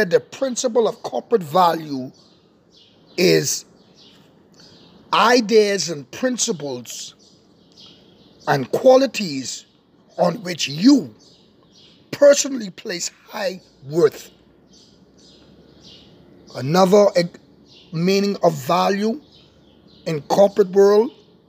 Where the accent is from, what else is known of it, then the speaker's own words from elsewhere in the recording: Bahamas; my nation, my beautiful nation, Bahama Land.